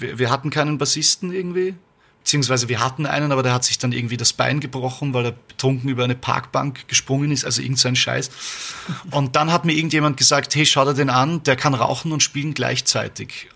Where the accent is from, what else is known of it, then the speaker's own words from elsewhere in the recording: Vienna, Austria; wir sind Wiener, Österreicher